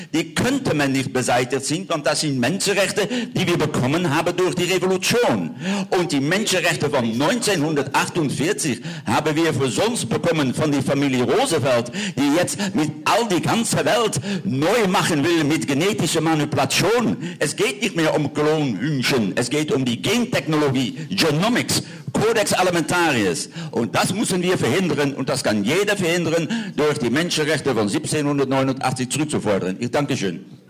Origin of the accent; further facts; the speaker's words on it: Netherlands; ich komme aus Niederlande